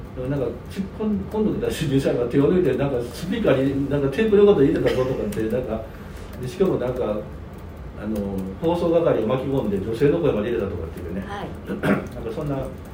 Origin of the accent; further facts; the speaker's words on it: Kobe, Hyogo, Japan; 地元の神戸大丸